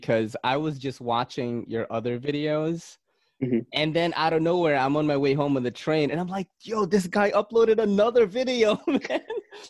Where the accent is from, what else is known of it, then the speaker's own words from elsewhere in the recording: Philippines; now in United States; I came from the Philippines. And I came from the countryside, you know, and I've like eaten weird shit like game, like snake, frog, you know, stuff like that, because that's how it was over there.